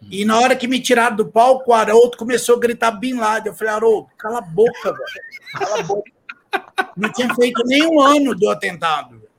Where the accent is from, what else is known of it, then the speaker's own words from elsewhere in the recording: Brazil; eu vim do Brasil, sou pai de família, tô aqui trabalhando